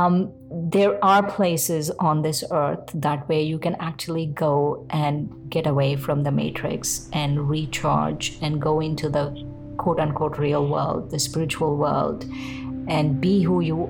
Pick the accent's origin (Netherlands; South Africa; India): India; I'm Indian